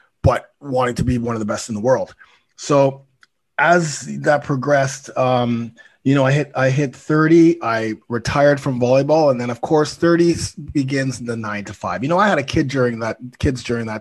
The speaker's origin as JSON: {"language": "English", "town": "Toronto", "region": "Ontario", "country": "Canada", "said": "I'm from Toronto, 52 years old"}